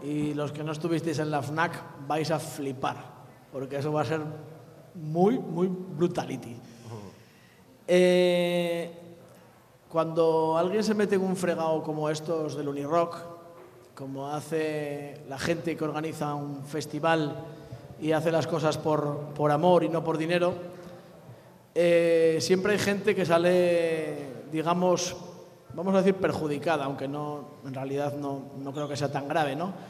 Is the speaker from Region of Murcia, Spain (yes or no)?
no; Turón, Asturias, Spain; yo vengo de Turón